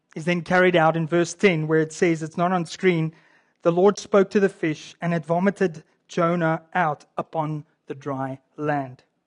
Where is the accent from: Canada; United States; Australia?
Canada; I'm a Canadian too. This is our, our culture here in Canada